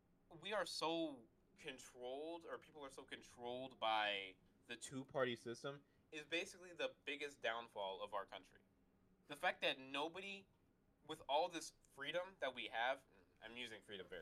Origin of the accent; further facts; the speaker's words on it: Singapore; No, sir, Senator, I'm Singaporean. I was in the Singaporean military. I have no connections to the Chinese government.